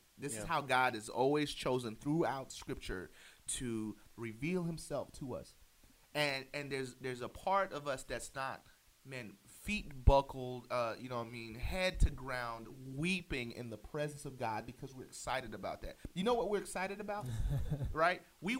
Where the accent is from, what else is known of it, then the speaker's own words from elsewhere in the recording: the South, United States; moved away; I'm still a Southerner at heart.